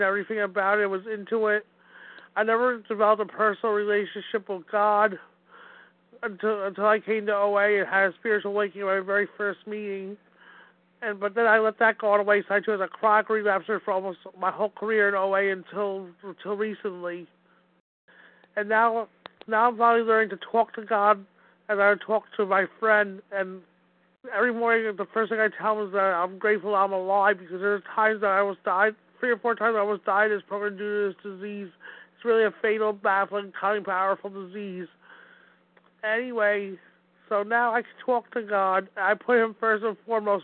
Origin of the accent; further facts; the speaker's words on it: Wayne, New Jersey, United States; I'm from beautiful Wayne, New Jersey. My hometown where I was born and raised.